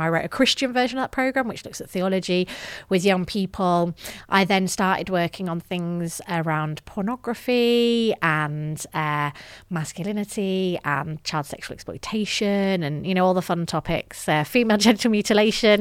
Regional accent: the north of England, United Kingdom; grew up in the north of England, as my accent may betray

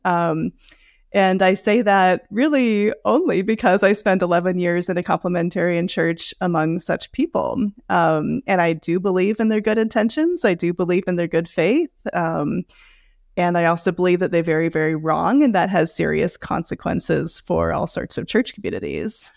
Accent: Seattle, Washington, United States; moved away as an adult; I was raised in the Seattle area

